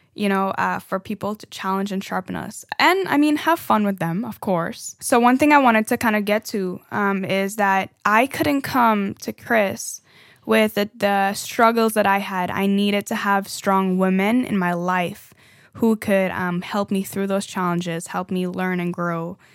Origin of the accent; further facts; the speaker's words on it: Trinidad & Tobago; now in United States; I am from Trinidad, for, you know, a fun fact again. Um, and that's why sometimes y'all hear the accent coming out a little bit here and there.